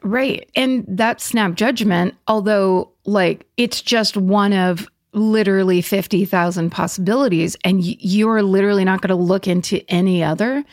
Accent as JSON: {"language": "English", "town": "Petaluma", "region": "California", "country": "United States", "tie": "born or raised there", "said": "my hometown, when I was growing up in Petaluma in the seventies"}